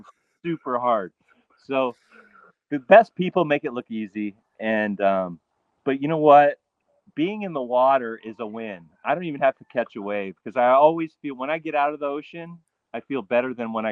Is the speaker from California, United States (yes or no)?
yes; California, United States; moved away as an adult; now in Hawaii, United States; I'm definitely a California beach kid